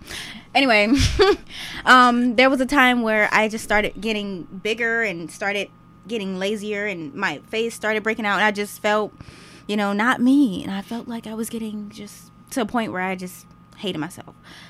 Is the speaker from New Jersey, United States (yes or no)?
no; Cleveland, Ohio, United States; I am from Cleveland, Ohio. I go attend Tri-C because I'm going to school for nutrition.